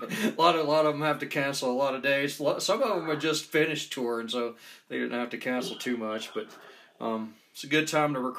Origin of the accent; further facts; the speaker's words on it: Marietta, Georgia, United States; also born or lived in Atlanta, Georgia; now in Ogden, United States; I do the podcast out of a town called Ogden, Utah. I'm originally from Marietta, Georgia